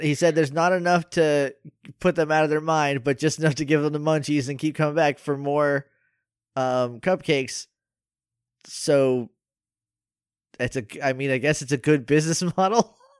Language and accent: English; New Hampshire, United States; I'm from New Hampshire.